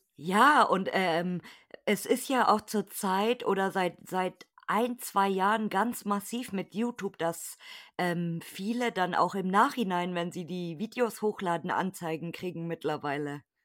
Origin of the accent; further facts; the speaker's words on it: Munich, Bavaria, Germany; ich komme aus München, das wissen ja meine Hörer. Okay. Ich bin, Ibina Bayer